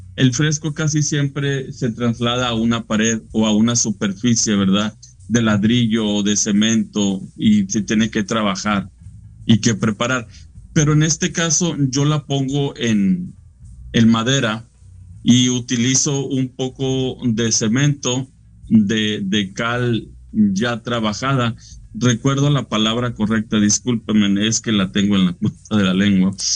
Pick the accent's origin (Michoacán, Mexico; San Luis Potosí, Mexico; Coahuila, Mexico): Coahuila, Mexico; Monclova; also born or lived in Frontera, Coahuila; Yo soy de Frontera y de Monclova, Coahuila.